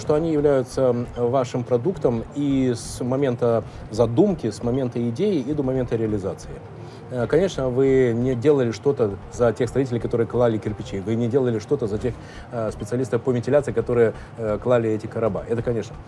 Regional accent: Russia; мы из России

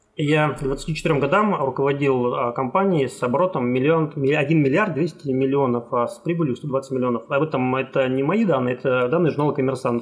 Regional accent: Khabarovsk, Khabarovsk Krai, Russia; я сам из Хабаровска, и там всю сознательную жизнь прожил в городе Хабаровске

